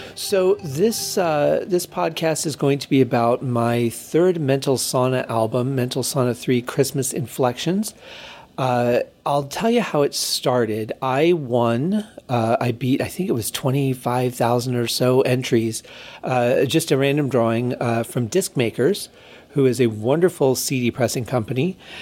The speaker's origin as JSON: {"language": "English", "region": "Michigan", "country": "United States", "tie": "born or raised there", "moved": "yes", "lives_now": "Las Vegas, United States", "said": "growing up in Michigan and what the winters were like"}